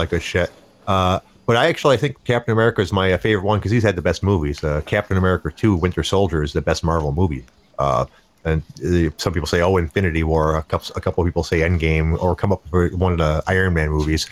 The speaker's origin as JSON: {"language": "English", "country": "United States", "said": "as an American"}